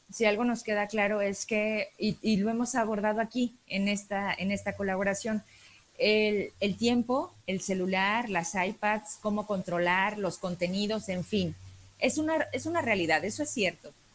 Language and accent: Spanish; Zacatecas, Mexico; yo como mexicana, zacatecana